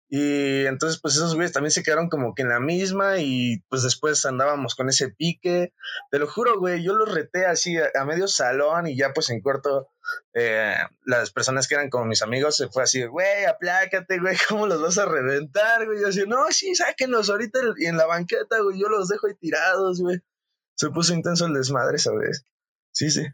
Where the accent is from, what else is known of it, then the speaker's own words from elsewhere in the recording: Cuernavaca, Morelos, Mexico; also born or lived in Mexico City; soy de Cuernavaca, Morelos